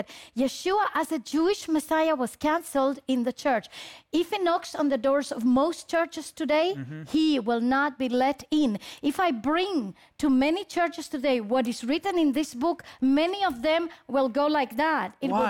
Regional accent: Chile; also born or lived in Israel; Chilean, yes.

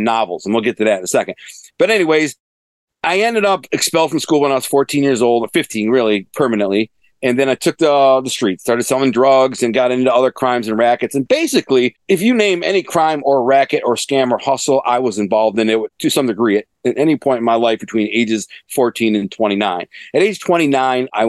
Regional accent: Detroit, Michigan, United States; I grew up in Detroit

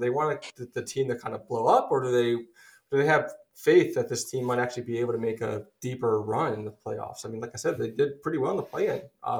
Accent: Philadelphia, Pennsylvania, United States; even Justin and I, we're both from Philly actually.

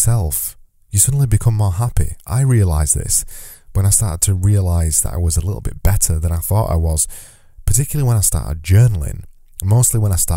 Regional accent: United Kingdom; as a British person

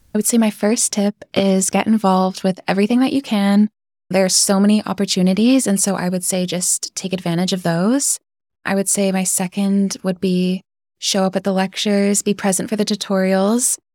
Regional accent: Vancouver Island, British Columbia, Canada; moved away as an adult; now in Belfast, United Kingdom; I'm from Vancouver Island

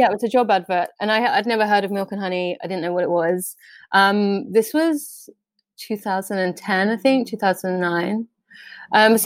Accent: London, United Kingdom; I'm from London originally, North London or Camden

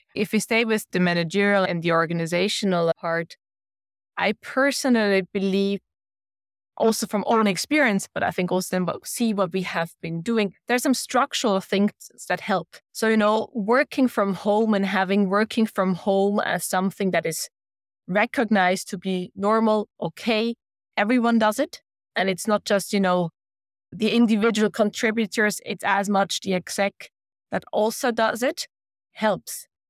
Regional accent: Switzerland; moved away as an adult; also born or lived in Denmark; We deliberately moved to Switzerland where I am from, where we have family that can support us

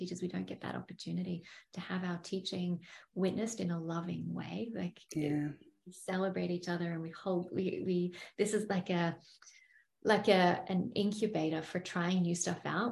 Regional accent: Byron Bay, New South Wales, Australia; my hometown, Byron Bay

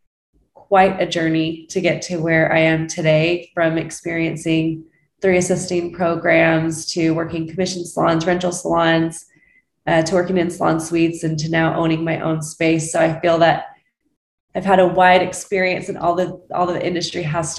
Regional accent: Utah, United States; now in Scottsdale, United States; I'm from Utah originally

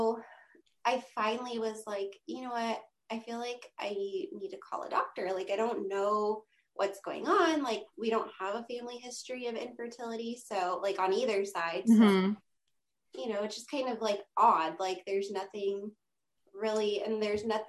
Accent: Monterey, California, United States; also born or lived in San Diego, California; I'm born and raised in Monterey, California

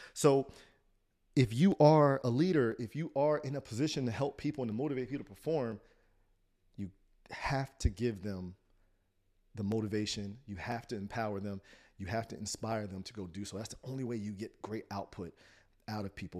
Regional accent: Trenton, New Jersey, United States; I grew up in Trent, New Jersey

